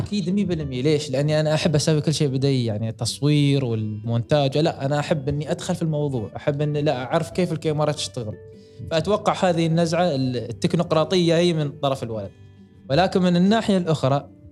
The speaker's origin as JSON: {"language": "Arabic", "country": "United Arab Emirates", "said": "عندنا في الامارات"}